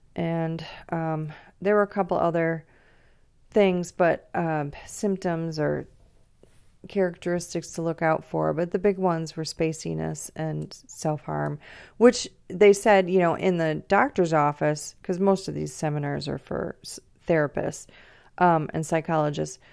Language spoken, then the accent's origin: English; Grosse Pointe, Michigan, United States; born or raised there